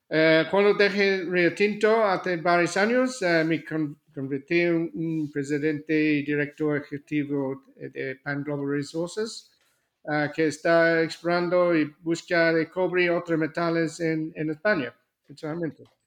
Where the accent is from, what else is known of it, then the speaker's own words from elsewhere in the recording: Australia; Spanish is a second language; moved away; also born or lived in Seville, Spain; nací en Australia